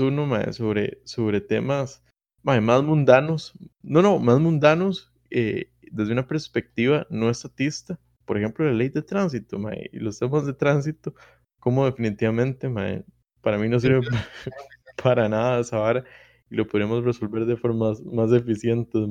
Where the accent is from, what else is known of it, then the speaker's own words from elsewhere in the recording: Costa Rica; somos los costarricenses